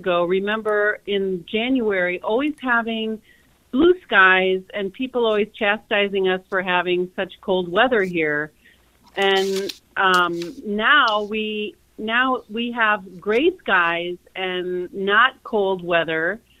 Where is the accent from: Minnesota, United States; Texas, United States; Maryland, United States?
Minnesota, United States; I grew up here in Minnesota